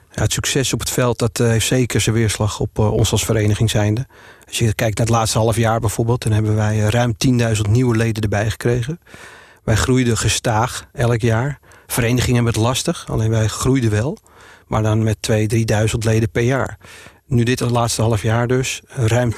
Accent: Purmerend, North Holland, Netherlands; also born or lived in Amsterdam; Geboren en getogen in Purmerend met Amsterdamse roots

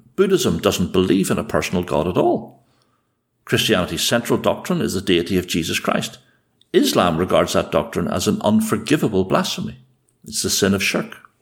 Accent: Ulster, Northern Ireland, United Kingdom; accent: Ulster; the speech of an Ulsterman

